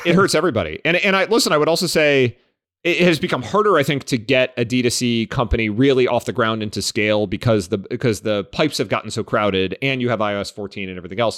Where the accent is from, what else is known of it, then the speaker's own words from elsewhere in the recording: Cleveland, Ohio, United States; I grew up in Cleveland